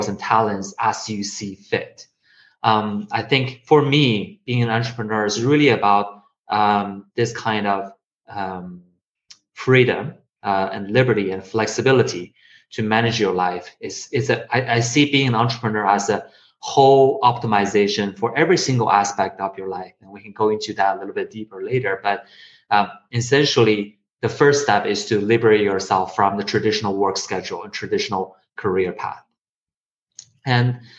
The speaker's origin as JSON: {"language": "English", "country": "China", "tie": "born or raised there", "also_born_or_lived": "Connecticut", "moved": "yes", "said": "I was born in China and I went to school in Connecticut, Wesleyan University."}